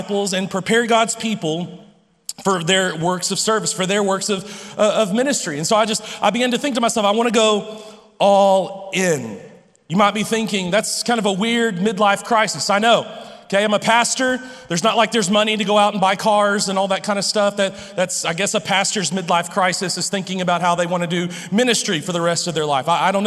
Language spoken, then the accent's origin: English; Lubbock, Texas, United States; I'm from Lubbock